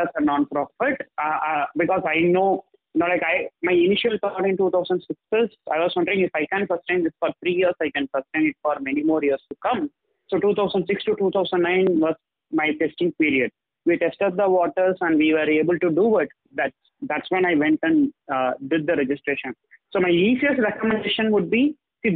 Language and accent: English; Tamil Nadu, India; I am from Tamil Nadu